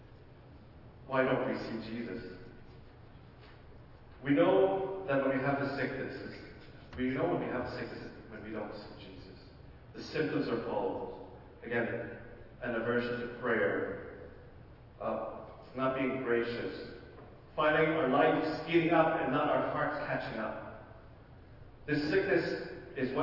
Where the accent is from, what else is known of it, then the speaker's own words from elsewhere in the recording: Ottawa, Ontario, Canada; I come from Ottawa